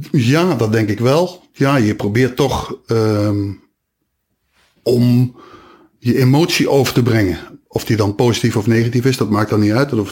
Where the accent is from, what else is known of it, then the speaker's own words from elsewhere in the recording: Nijmegen, Gelderland, Netherlands; accent: Nijmegen; Maar ik ben wel blij dat ik van mijn accent af ben.